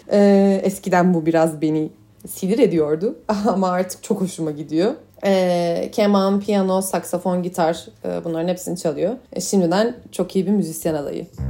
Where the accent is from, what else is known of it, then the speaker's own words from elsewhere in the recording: Ankara, Turkey; moved away as an adult; now in Düsseldorf, Germany; Doğma büyüme Ankaralıyım.